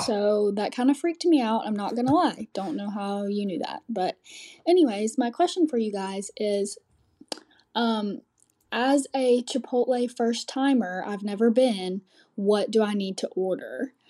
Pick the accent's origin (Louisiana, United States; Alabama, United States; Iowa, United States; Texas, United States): Alabama, United States; I'm from Alabama, currently a student at U